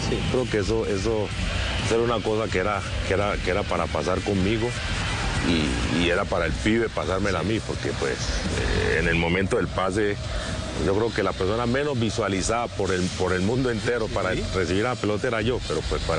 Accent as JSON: {"language": "Spanish", "country": "Colombia"}